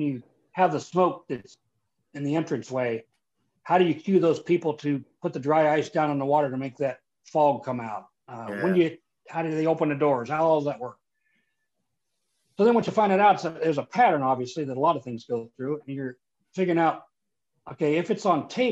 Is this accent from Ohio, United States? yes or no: yes; Leavittsburg, Ohio, United States; I'm from a small steel mill town in Northeast Ohio. I'm from Leavittsburg, Ohio